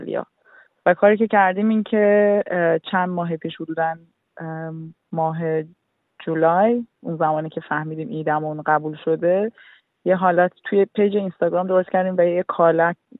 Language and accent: Persian; Iran; now in Australia; ماها که خارج از ایرانیم